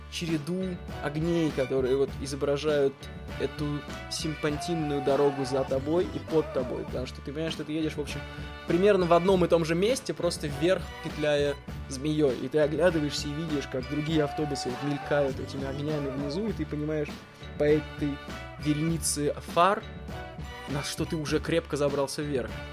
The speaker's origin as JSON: {"language": "Russian", "country": "Russia", "said": "из России, из России"}